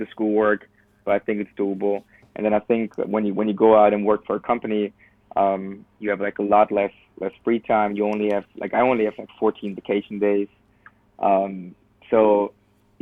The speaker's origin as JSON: {"language": "English", "town": "Cologne", "region": "North Rhine-Westphalia", "country": "Germany", "moved": "as an adult", "lives_now": "United States", "said": "I'm from Cologne, and Cologne has people from Cologne have like pride about them"}